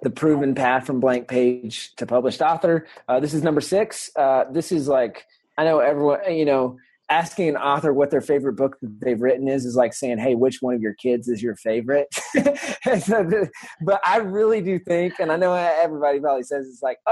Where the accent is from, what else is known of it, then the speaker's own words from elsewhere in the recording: the South, United States; I'm from the South.